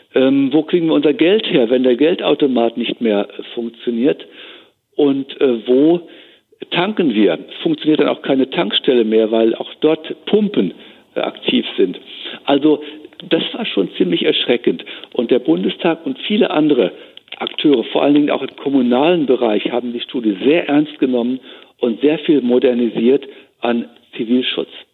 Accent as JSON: {"language": "German", "country": "Germany", "said": "bei uns in Deutschland, in Europa"}